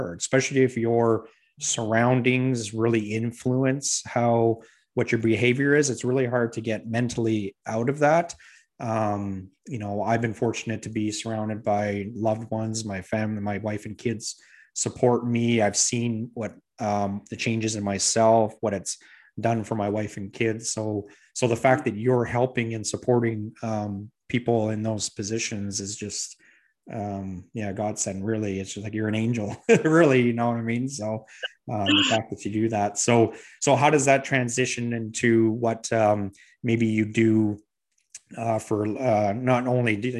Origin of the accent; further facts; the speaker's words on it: Edmonton, Alberta, Canada; now in Fredericton, Canada; I'm originally from Edmonton and I live in Fredericton now